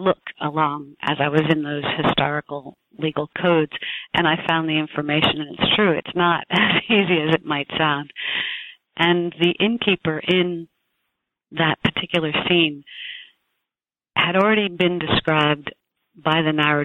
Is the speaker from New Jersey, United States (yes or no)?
yes; New Jersey, United States; also born or lived in New York City, United States; I was born in New Jersey